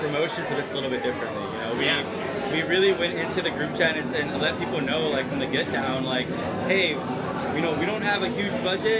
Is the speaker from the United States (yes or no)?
yes; Chicago, Illinois, United States; also born or lived in Oakland; Well, I grew up in Little Village, Chicago.